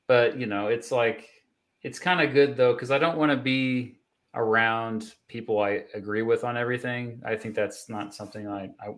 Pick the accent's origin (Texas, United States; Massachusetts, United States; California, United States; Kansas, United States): Kansas, United States; growing up in Kansas